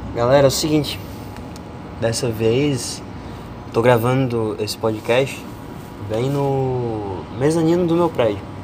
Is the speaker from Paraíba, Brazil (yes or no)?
yes; Paraíba, Brazil; accent: paraibano; Eu sou paraibano